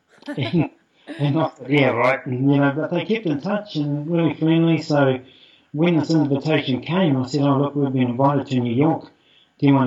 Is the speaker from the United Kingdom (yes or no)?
no; New Zealand; who I am as a Māori